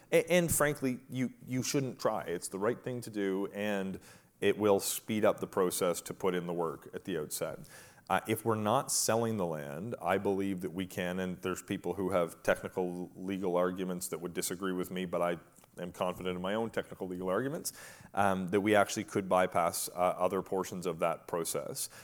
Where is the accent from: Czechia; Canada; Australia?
Canada; Merigomish, Nova Scotia; now in New Glasgow, Canada; I'm from Merrimack-Mish. Uh, those of you who don't know, rural community twenty minutes away.